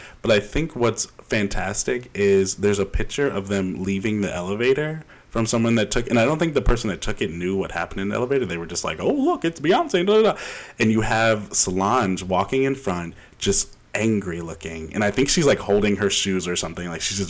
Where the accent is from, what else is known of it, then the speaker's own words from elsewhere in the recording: Quebec, Canada; See, I grew up in Quebec, and I didn't know that one.